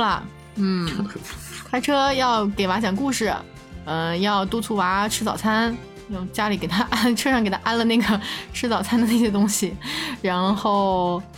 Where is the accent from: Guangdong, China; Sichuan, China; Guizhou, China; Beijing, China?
Sichuan, China; Chengdu; 我跟金静算是从小在成都长大